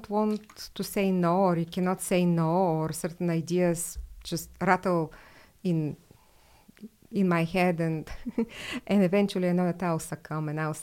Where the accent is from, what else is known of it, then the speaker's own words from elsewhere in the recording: Bulgaria; moved away as an adult; now in United States; I was born and raised in Bulgaria, and I lived there until I was 24.